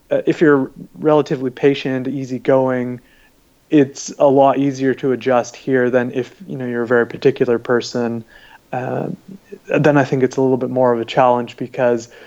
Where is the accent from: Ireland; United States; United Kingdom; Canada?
Canada; you know my parents immigrated from Pakistan, so I've grown up as a Pakistani Canadian, uh, and and so uh, also you know come from a Muslim background